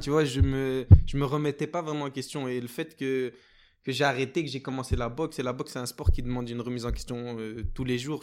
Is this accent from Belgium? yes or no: yes; Belgium; also born or lived in Guinea (origin of family); Je suis l'un des Belges